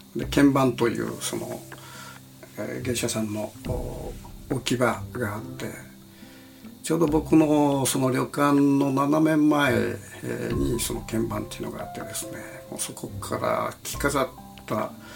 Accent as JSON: {"language": "Japanese", "town": "Kitakyushu", "region": "Fukuoka", "country": "Japan", "tie": "born or raised there", "moved": "yes", "lives_now": "Tokyo, Japan", "said": "私の故郷である門司港"}